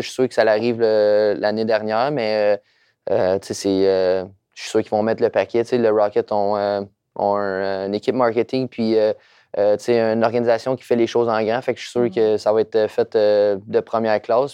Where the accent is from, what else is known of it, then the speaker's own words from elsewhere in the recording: Trois-Rivières, Quebec, Canada; Je viens de Trois-Rivières